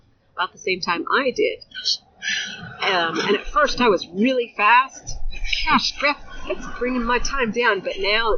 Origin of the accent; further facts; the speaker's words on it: Rhode Island, United States; born there; first language Spanish; English is a second language; Well, I'm the youngest of six, and both my parents are from Colombia, mm-hmm. South America, and my first language was Spanish. But I was born in the States. I was born in Rhode Island.